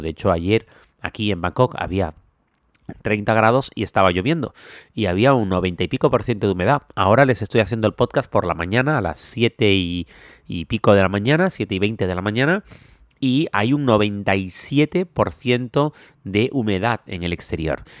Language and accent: Spanish; Canary Islands, Spain; now in Thailand; soy canario, donde no solemos tener este tipo de tormentas